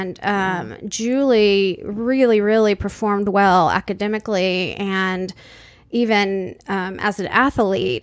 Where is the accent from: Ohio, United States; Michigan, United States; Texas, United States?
Texas, United States; San Antonio; we grew up in San Antonio, Texas.